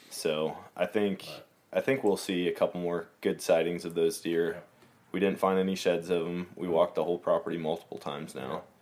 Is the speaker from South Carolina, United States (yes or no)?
no; Wisconsin, United States; I came from Wisconsin.